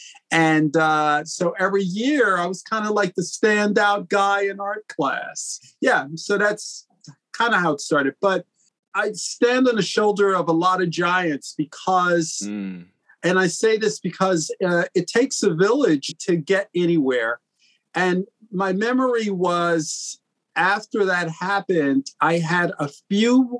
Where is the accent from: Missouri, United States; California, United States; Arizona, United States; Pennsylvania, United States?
Pennsylvania, United States; Philadelphia; I was born in Philadelphia to two really great parents